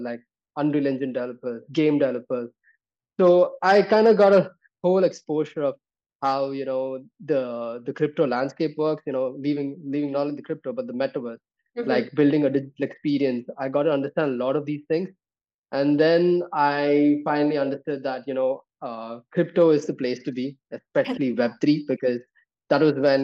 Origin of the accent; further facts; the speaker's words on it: Bangalore, Karnataka, India; I am actually coming from the Silicon Valley of India, right? I come from Bangalore.